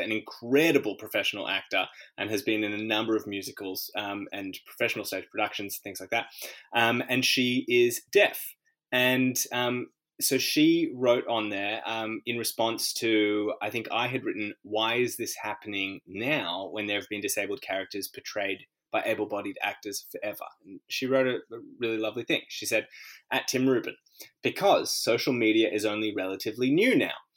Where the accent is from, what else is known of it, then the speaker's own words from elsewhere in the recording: Australia; which was be born here